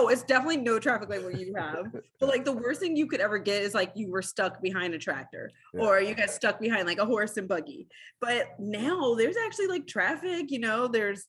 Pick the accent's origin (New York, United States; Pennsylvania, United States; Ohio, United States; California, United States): Ohio, United States; Growing up, like there was always the Air Force base. My parents were Air Force. So that's why we got brought here.